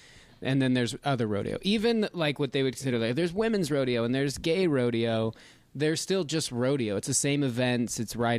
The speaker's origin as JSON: {"language": "English", "town": "Reno", "region": "Nevada", "country": "United States", "tie": "born or raised there", "said": "Just outside of Reno, Nevada."}